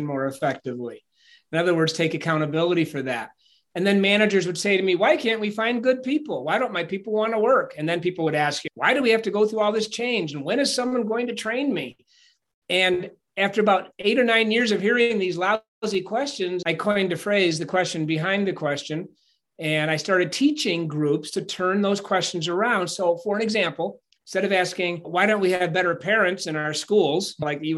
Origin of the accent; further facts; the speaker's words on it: Ithaca, New York, United States; moved away as an adult; I was born in Ithaca, New York in 1958